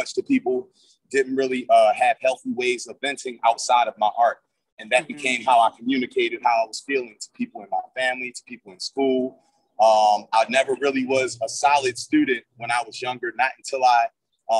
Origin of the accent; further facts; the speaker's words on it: Baltimore, Maryland, United States; the Baltimore that we live in now is way too much like the Baltimore of my youth